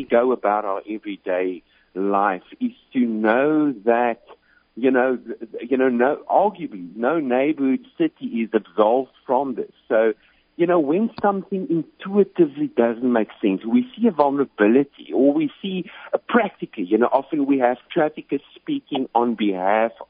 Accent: South Africa; moved away as an adult; You can probably pick up on the accent. So I'm originally from South Africa

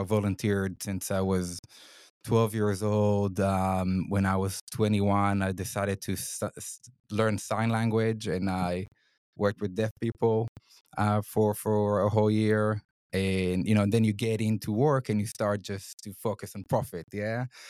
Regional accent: Israel; moved away as an adult; now in Sydney, Australia; I'm originally from Israel. I grew up in Israel

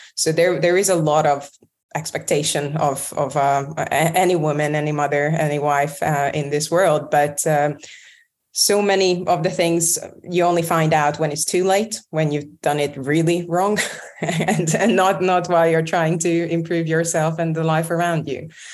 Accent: Budapest, Hungary; moved away as an adult; also born or lived in London; I moved back from London to Budapest

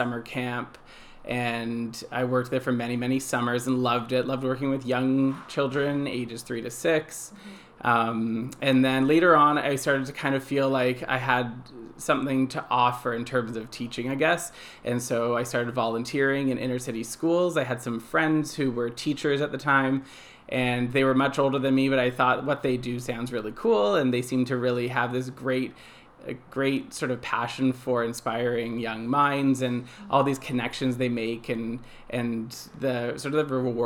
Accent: Toronto, Ontario, Canada; I grew up in Toronto. I've lived in Toronto my whole life, so I'm kind of a city boy

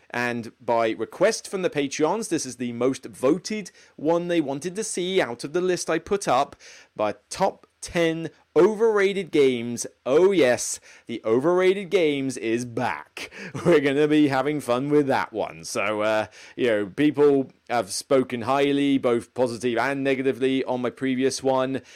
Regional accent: Taunton, South West England, United Kingdom; moved away as an adult; Taunton is my hometown.

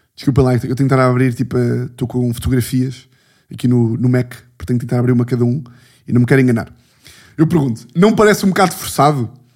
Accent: Lisbon, Portugal

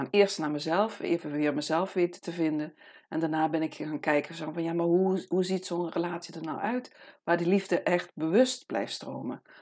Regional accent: Amsterdam, North Holland, Netherlands; ik kom uit Amsterdam. En ik ben hier nu in de prachtige omgeving in Haarlem, op een eh, volkstuinencomplex.

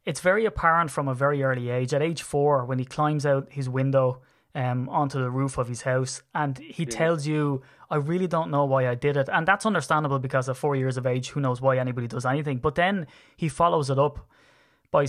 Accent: Ireland; as an Irishman

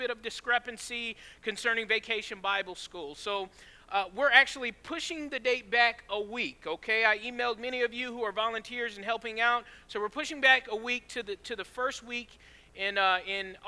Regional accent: Georgia, United States; also born or lived in California; I was born in California, but raised in Georgia

